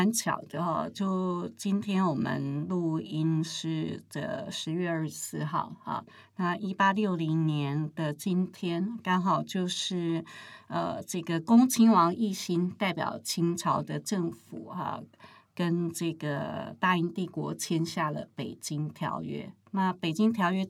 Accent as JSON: {"language": "Chinese", "region": "Taichung", "country": "Taiwan", "said": "因为也不晓得为什么我们台中人对空间是比较奢侈的哈，"}